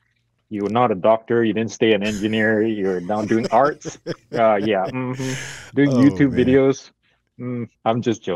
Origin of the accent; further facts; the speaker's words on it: Malaysia; moved away as an adult; also born or lived in Abilene, Texas / Singapore; now in United States; coming from Malaysia, I speak four languages, and even though I grew up speaking English, when I try to talk, I translate it.